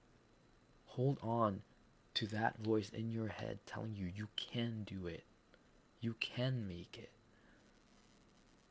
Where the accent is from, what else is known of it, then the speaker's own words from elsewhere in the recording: Philippines; accent: Filipino; my Filipino accent is so strong